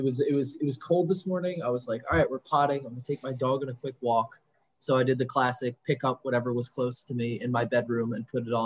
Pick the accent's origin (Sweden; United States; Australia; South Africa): United States; also born or lived in New Haven, Connecticut; I'm from Boston, basically, or New Haven, which is Connecticut.